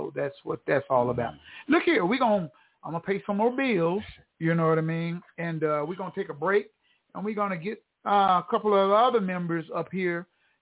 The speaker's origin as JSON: {"language": "English", "town": "Tulsa", "region": "Oklahoma", "country": "United States", "tie": "born or raised there", "also_born_or_lived": "Houston / Hollywood", "moved": "as an adult", "said": "I decided to come back to my hometown"}